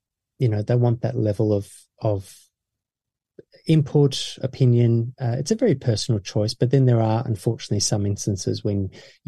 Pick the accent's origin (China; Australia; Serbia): Australia; my parents are South African and I was born in Australia